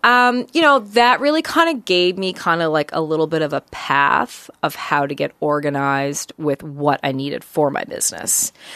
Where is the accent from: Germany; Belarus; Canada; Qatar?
Canada; Deer Lake, Newfoundland and Labrador; now in Halifax, Canada; my household growing up in Newfoundland was pretty busy.